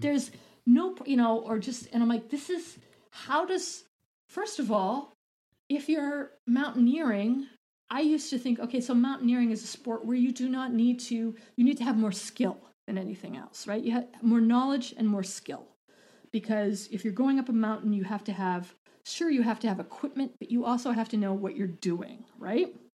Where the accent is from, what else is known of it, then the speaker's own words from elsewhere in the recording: Boulder, Colorado, United States; I'm from Boulder